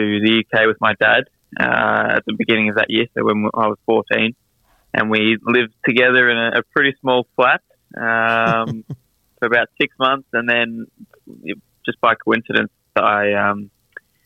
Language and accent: English; Melbourne, Victoria, Australia; I grew up in Melbourne, Brighton to be specific